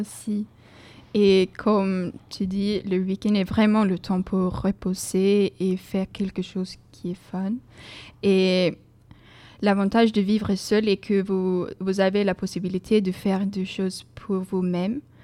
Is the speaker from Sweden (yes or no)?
yes; Sweden; French is a second language; moved away as an adult; now in Bordeaux, France; chez moi, en Suède